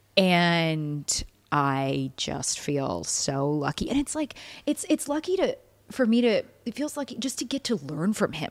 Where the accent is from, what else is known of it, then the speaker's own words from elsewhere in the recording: Baton Rouge, Louisiana, United States; moved away; I'm born and raised in Baton Rouge